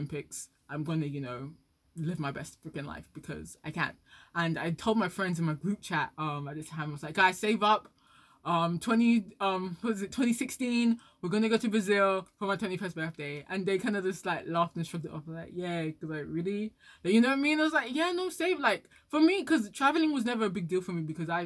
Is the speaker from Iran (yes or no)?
no; Nigeria; I'm Nigerian